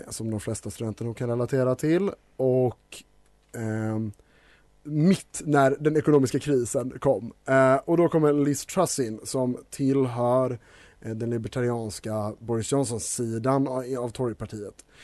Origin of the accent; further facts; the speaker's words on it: Denmark; also born or lived in Scotland, United Kingdom; då jag typ är dansk och Eh, lite på det spåret så när jag var liten bodde jag i Skottland så därför tänker jag att brittisk inrikespolitik är min inrikespolitik.